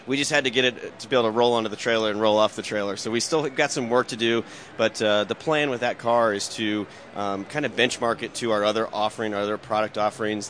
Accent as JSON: {"language": "English", "town": "Indianapolis", "region": "Indiana", "country": "United States", "tie": "born or raised there", "said": "growing up in Indianapolis, I was always around automotive racing"}